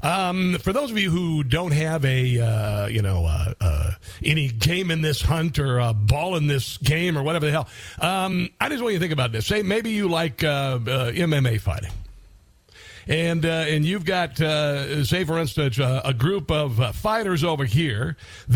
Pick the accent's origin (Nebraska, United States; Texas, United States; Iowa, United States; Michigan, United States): Iowa, United States; moved away as an adult; also born or lived in Columbia, Missouri; I was a kid from Iowa, living in a small town of Columbia, Missouri